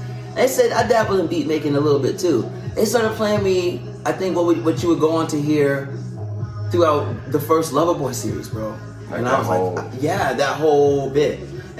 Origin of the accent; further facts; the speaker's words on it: Maryland, United States; now in Las Cruces, United States; I like to say I'm from Las Cruces, you know what I'm saying? But okay. Originally, I came here because I ran away from a train, on a train. I'm actually from the East Coast.